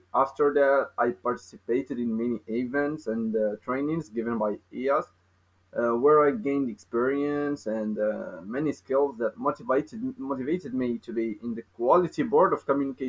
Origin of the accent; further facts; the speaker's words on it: Morocco; English is a second language; also born or lived in Kenitra, Morocco / Meknes, Morocco; I'm from Morocco. I live in Kenitra. I am 19 years old.